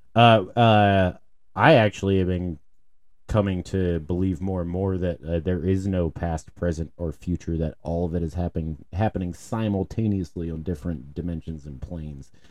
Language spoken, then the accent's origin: English; Baltimore, Maryland, United States; when I was growing up in Baltimore, we had, we had lunch tickets